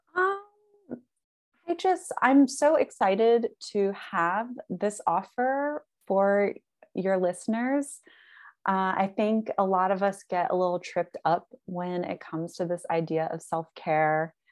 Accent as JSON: {"language": "English", "region": "the South", "country": "United States", "tie": "born or raised there", "said": "I live in the South, like, growing up in the South"}